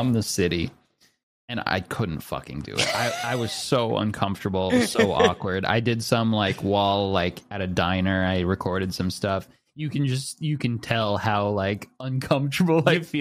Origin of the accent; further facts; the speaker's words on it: United States; As an American